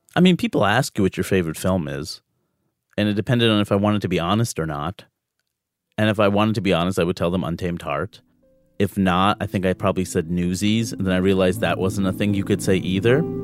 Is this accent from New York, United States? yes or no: yes; New York City, New York, United States; I grew up in New York City